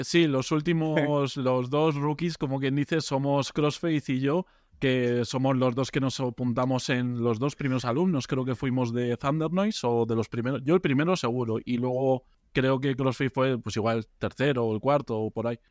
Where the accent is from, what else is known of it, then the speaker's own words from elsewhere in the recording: a village in Soria, Castile and León, Spain; now in Madrid, Spain; yo no soy de Madrid, soy de un pueblo de Soria, de la montaña